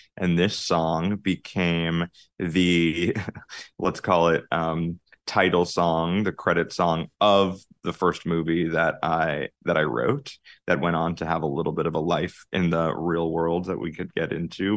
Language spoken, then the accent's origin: English; Jericho, New York, United States; I grew up on Long Island, uh, in a, a small town called Jericho, uh, about forty minutes out of the city